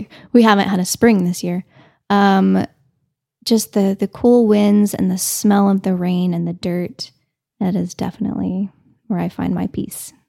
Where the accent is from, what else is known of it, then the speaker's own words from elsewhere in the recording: Canyon, Texas, United States; now in Amarillo, United States; I grew up in Canyon, so we didn't have Tootin' Totem, and we just had Pack a Sack.